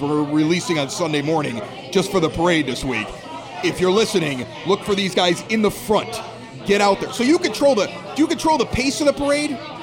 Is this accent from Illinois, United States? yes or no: yes; Evergreen Park, Illinois, United States; I'm from Evergreen Park